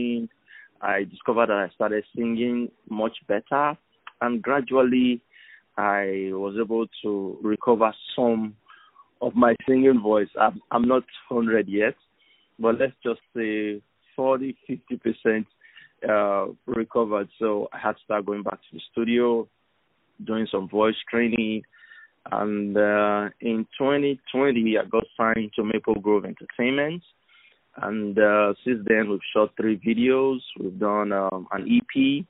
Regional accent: Benin City, Edo, Nigeria; I'm a Nigerian. I'm from Benin City in Edo State, here in Nigeria

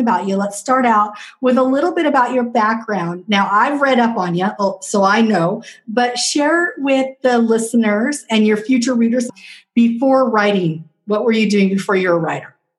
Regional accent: Southwest Washington, United States; I'm from Southwest Washington

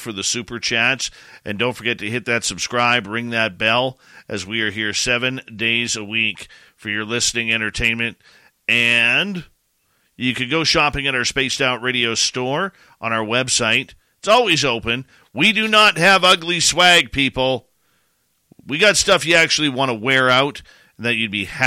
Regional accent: Canada; me being the Canadian

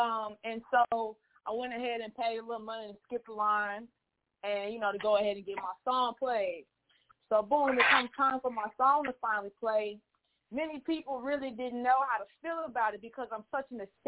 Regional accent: Dallas, Texas, United States; I'm from Dallas, Texas. I'm an engineer, artist, performer, writer, all of the above.

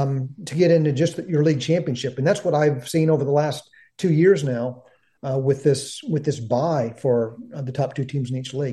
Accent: Knoxville, Tennessee, United States; now in Memphis, United States; I was born in Knoxville, son of UT alumni

